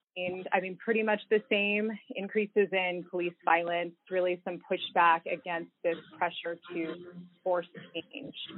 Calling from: Honolulu, Hawaii, United States; I am calling in from Honolulu, Hawaii

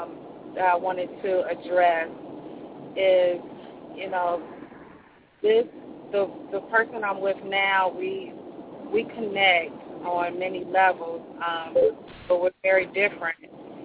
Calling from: Nashville, Tennessee, United States; I'm calling from Nashville.

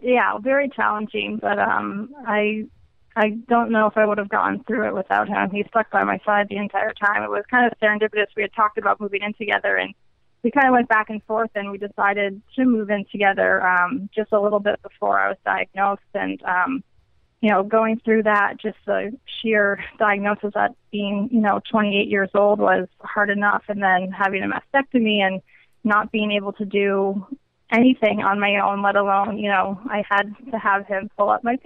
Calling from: Alexandria, Virginia, United States; Oh, I'm from Virginia, Alexandria, Virginia.

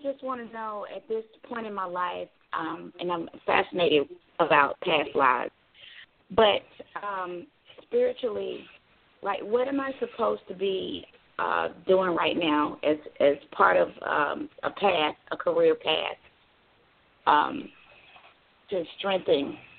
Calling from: Georgia, United States; I'm calling from Georgia.

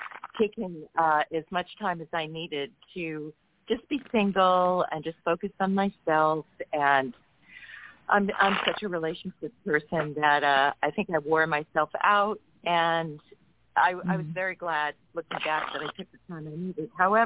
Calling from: California, United States; I'm calling from California.

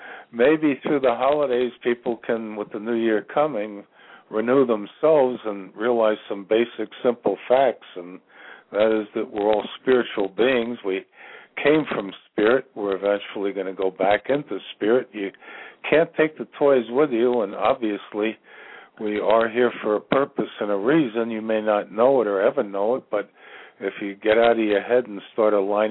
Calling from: Virginia, United States; I'm calling from Virginia.

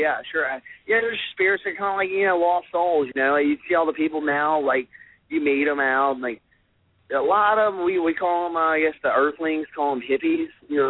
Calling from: Memphis, Tennessee, United States; I'm in Memphis right now.

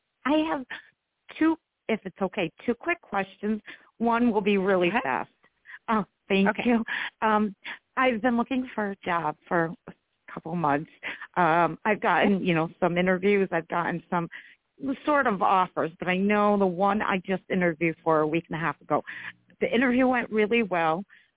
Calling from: New York, United States; I'm from New York.

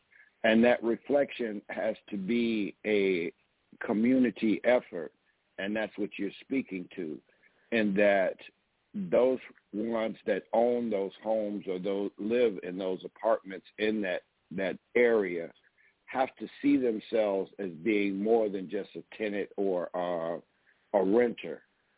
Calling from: DeKalb, Illinois, United States; I'm calling you from DeKalb, Illinois.

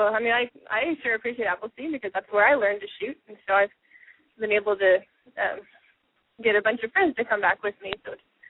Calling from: Austin, Texas, United States; I'm calling in from the Austin area.

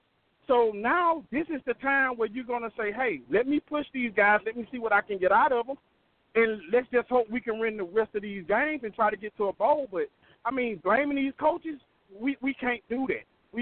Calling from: Mobile, Alabama, United States; I'm calling from Mobile. I'm a first-time caller. I'm actually on the road.

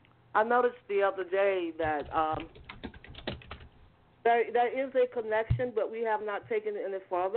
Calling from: Georgia, United States; I'm calling from Georgia.

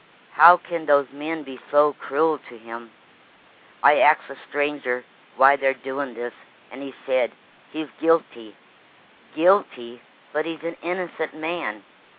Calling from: Lake Wales, Florida, United States; Lake Wells, Florida.

